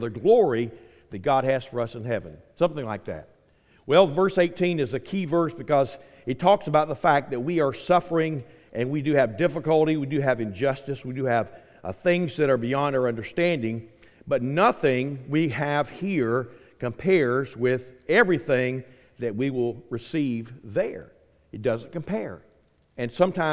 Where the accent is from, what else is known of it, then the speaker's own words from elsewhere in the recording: Quincy, United States; moved away; I grew up in Quincy